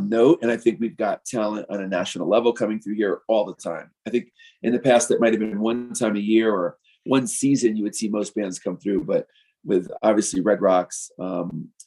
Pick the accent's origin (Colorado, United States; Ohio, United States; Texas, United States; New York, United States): New York, United States; moved away as an adult; also born or lived in Key West; now in Denver, United States; I have born and raised in New York and in the West Village